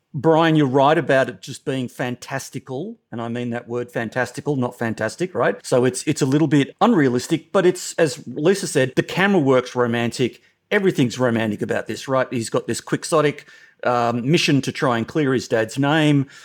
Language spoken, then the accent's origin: English; Australia; as an Australian